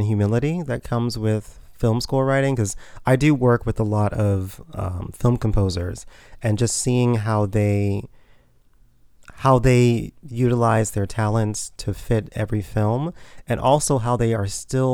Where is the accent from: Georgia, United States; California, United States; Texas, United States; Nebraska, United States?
Texas, United States; Houston; moved away as an adult; also born or lived in Ohio; now in New York City, United States; I was born and raised in Houston, Texas